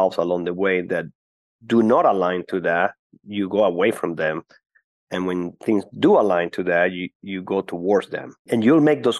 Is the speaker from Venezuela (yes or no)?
yes; Caracas, Capital District, Venezuela; moved away; I was born and grew up in Caracas, Venezuela.